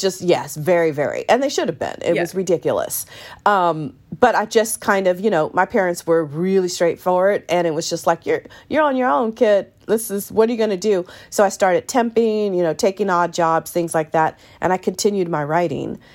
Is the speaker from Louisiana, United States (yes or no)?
no; San Francisco Bay Area, East Bay, California, United States; I grew up in the San Francisco Bay Area in a small town in the East Bay